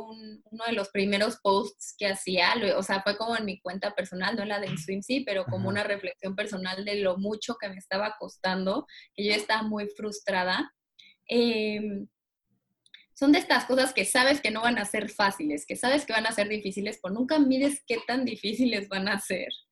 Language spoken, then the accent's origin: Spanish; Cancún, Quintana Roo, Mexico; moved away as an adult; now in Mexico City, Mexico; Yo soy de Cancún, mis papás viven en Cancún